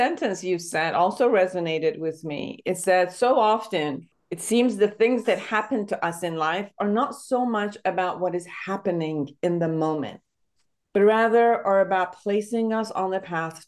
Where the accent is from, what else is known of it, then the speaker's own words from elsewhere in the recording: Iran; now in United States; I'm originally from Iran